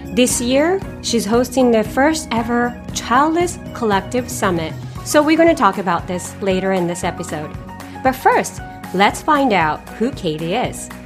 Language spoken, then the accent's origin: English; Japan; moved away as an adult; also born or lived in Canada / China; now in Singapore; I was raised in Japan until 18 years old, and I have ever since lived in Canada, China, and the last nine years in Singapore